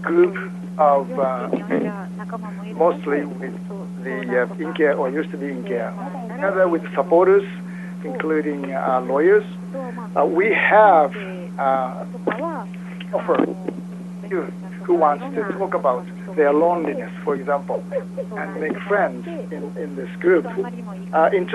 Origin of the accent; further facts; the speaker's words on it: Osaka, Japan; I'm from Osaka, Japan